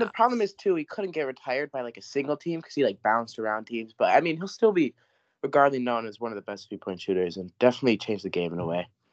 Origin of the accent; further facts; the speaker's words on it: Michigan, United States; we're from Michigan